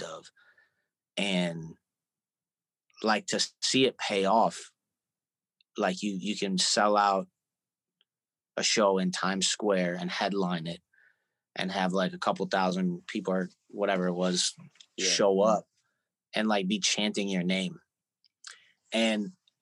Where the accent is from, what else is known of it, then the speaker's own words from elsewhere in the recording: Syracuse, New York, United States; now in New York City, United States; a kid growing up in Syracuse